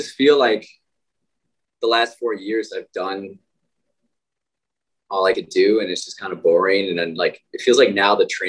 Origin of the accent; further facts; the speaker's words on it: Midwest, United States; moved away; growing up in the Midwest as guys